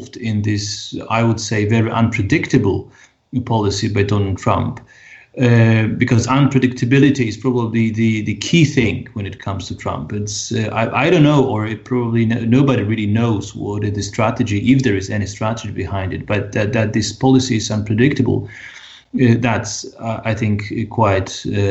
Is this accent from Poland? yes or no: yes; Poland